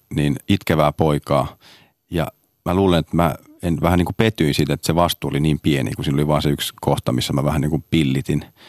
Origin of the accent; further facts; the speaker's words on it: Hyvinkää, Uusimaa, Finland; also born or lived in Sodankylä; Me muutettiin Sodankylästä Hyvinkäälle. Eli mä oon Hyvinkäälle, johon mä tätä Red Carpetia järjestin tänä vuonna ensimmäistä vuotta, niin, niin mä oon käynyt siellä kolmannesta luokasta niin kuin lukion loppuun